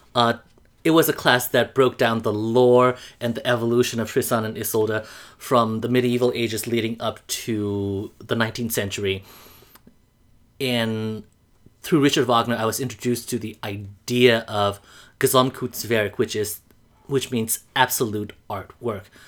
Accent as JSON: {"language": "English", "town": "Mandalay", "region": "Mandalay Region", "country": "Myanmar", "tie": "born or raised there", "also_born_or_lived": "Iowa / Indiana", "moved": "as an adult", "lives_now": "New York, United States", "said": "I am from Mandalay, Burma."}